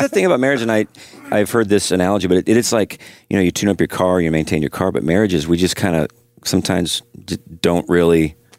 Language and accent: English; Midwest, United States; moved away; I come from the Midwest where there's no pretension.